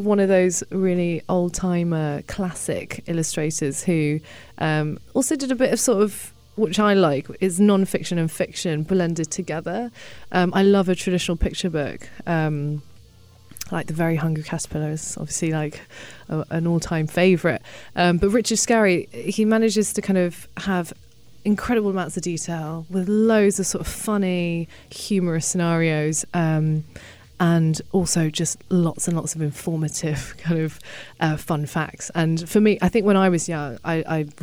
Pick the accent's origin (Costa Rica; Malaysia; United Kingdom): United Kingdom; I grew up in the UK, and I'm not English. I mean, my parents came from China